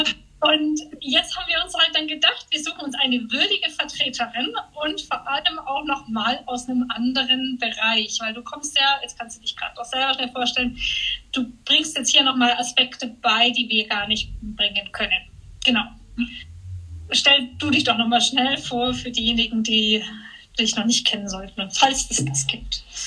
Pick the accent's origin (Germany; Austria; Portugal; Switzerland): Switzerland; jetzt auch hier bei uns in der Schweiz